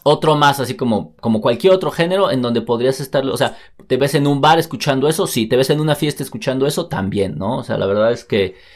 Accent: Mexico; como mexicano

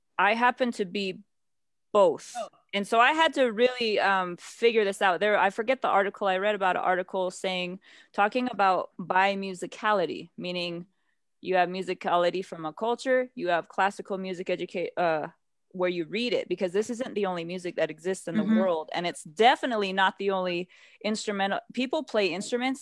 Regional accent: United States; I did grow up on a reservation

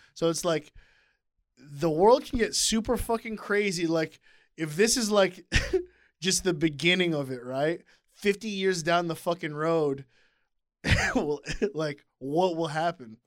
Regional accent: United States; I grew up here

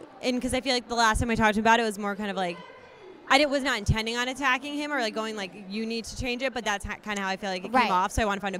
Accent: Connecticut, United States; I'm from Connecticut, just along with Katie, and I'm 24.

